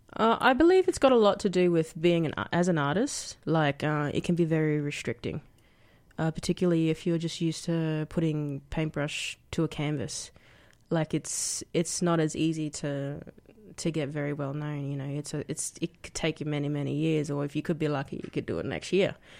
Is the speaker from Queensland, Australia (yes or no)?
yes; Brisbane, Queensland, Australia; moved away as an adult; now in Canberra, Australia; I grew up in Anala. It's a little suburb on the outskirts of, uh, Brisbane. uh, Queensland.